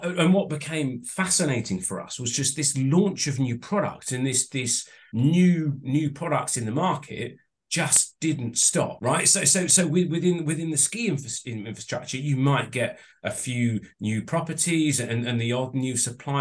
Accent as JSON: {"language": "English", "town": "Southampton", "region": "South East England", "country": "United Kingdom", "moved": "yes", "said": "I was actually from Southampton"}